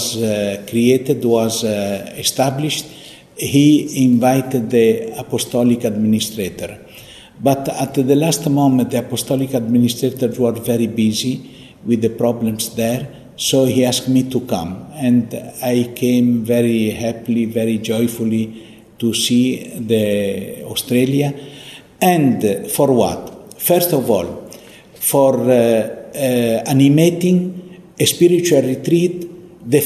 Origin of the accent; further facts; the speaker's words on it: Italy; English is a second language; also born or lived in Beit Jala / Nazareth; now in Jerusalem; I was born in Italy. I am Italian from my birth